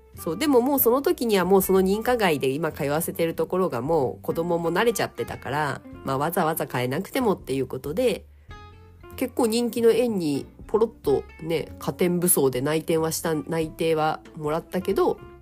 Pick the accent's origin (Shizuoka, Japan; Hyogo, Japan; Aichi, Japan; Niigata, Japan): Niigata, Japan; now in Saitama, Japan; 私の地元、はい、新潟県の結構片田舎